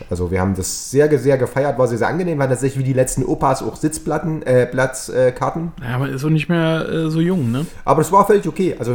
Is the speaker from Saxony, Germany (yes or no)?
yes; Chemnitz, Saxony, Germany; born there; Karl-Marx-Stadt, meine Geburtsstadt, ist die Partnerstadt von Manchester, weil da auch ganz viel äh, Textilindustrie war.